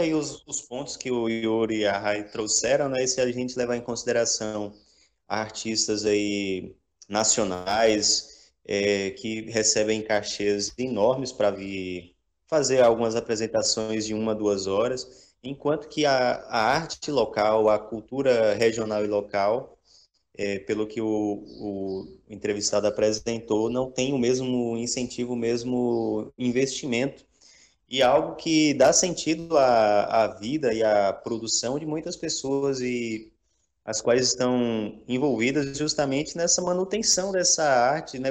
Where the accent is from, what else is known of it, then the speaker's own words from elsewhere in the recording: Bom Jesus da Lapa, Bahia, Brazil; eu sou de Bom Jesus da Lapa.